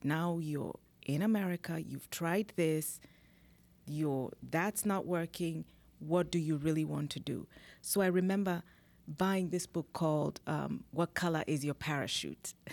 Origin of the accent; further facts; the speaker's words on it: Kenya; moved away as an adult; now in United States; I'm originally from Kenya, born in Kenya. I came to this country, uh, now it's twenty years ago through the Green Card program